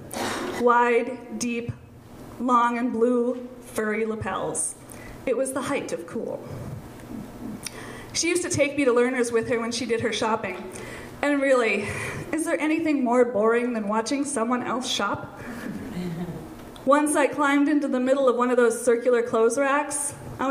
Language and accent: English; St. Paul, Minnesota, United States; When I was a kid growing up in the Midway area of St. Paul